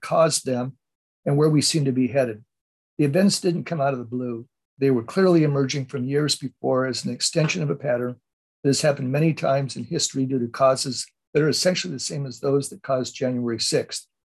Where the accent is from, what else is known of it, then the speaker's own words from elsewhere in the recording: Oceanside, California, United States; I grew up in a little town, actually not too far from where I, where I live right now, a little town, um, the little town of Oceanside, California.